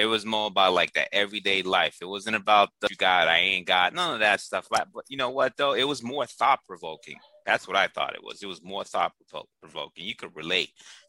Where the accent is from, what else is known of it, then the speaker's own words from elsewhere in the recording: East Coast, United States; I heard all those guys through growing up in the East Coast.